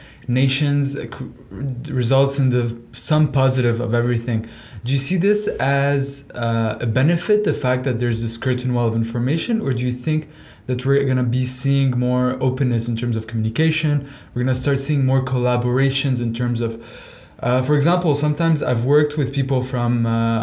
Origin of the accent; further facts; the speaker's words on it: Lebanon; also born or lived in Canada; now in Dubai, United Arab Emirates; I grew up in Lebanon, moved to Canada, and now I'm in Dubai.